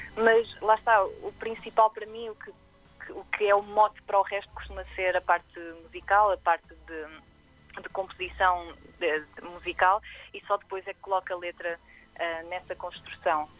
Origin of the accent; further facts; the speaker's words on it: Aveiro, Centro, Portugal; Sou, sou natural de Aveiro